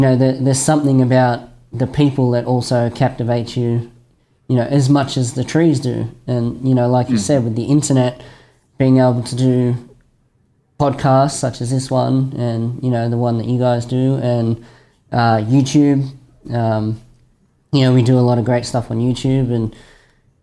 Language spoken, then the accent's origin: English; Australia